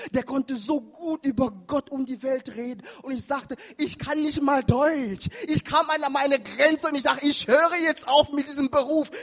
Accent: Cameroon; moved away; da wo ich herkomme, in Kamerun

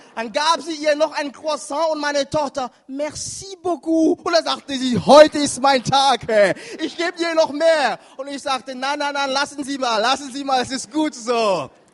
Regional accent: Cameroon; moved away; da wo ich herkomme, in Kamerun

